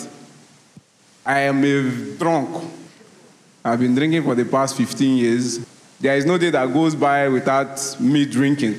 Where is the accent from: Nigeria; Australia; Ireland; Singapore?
Nigeria; Rivers State; I'm from Nigeria, Rivers State